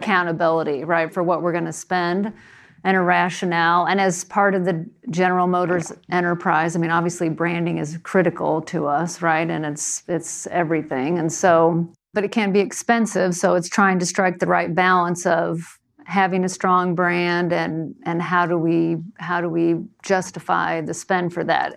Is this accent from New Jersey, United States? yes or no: yes; New Jersey, United States; moved away; I was growing up in New Jersey